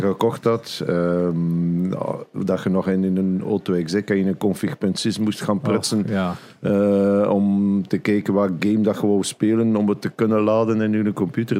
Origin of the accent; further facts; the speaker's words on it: Flanders, Belgium; bij ons in Vlaanderen